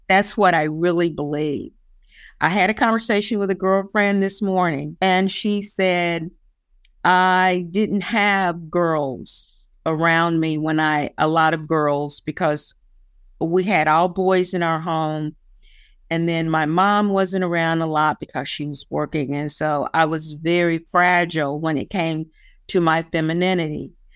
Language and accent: English; West Virginia, United States; moved away; Nobody wants to claim that they're from West Virginia